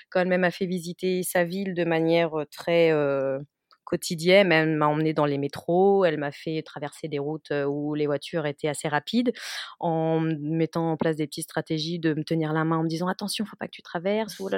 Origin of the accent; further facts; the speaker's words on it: France; accent: Frenchy; est-ce qu'elle va me comprendre avec mon accent Frenchy euh, Ça fait quand même dix ans que j'ai pas parlé espagnol